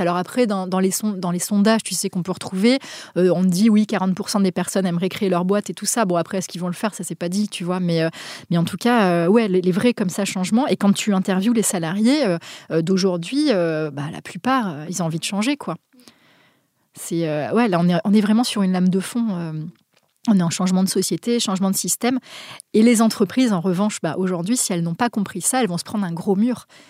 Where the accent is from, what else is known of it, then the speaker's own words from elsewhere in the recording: Basque Country, Nouvelle-Aquitaine, France; now in Paris, France; je viens du Pays Basque au départ, je vis à Paris